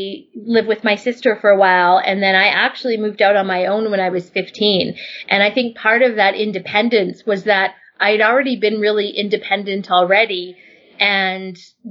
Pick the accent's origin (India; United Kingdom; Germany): Germany; also born or lived in Vancouver, Canada; I would probably say I was born in Vancouver. And when I was around 8 or 9, my mom packed me up and we moved to Germany. And when we arrived in Germany, my mother didn't speak a word of German.